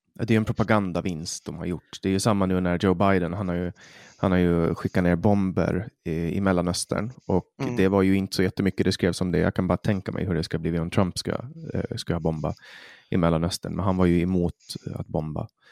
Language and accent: Swedish; Finland; Vi är svenskspråkiga i Finland